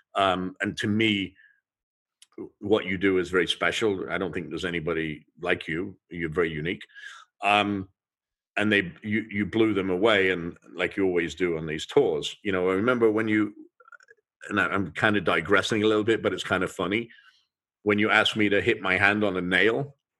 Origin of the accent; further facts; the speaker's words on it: England, United Kingdom; moved away; I grew up in England and we would eat fish and chips